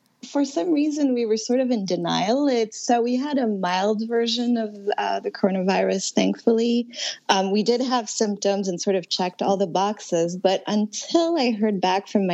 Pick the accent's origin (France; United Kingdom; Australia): France; also born or lived in Connecticut; now in New York City, United States; I'm originally from France, so I've also been very concerned about my family in Paris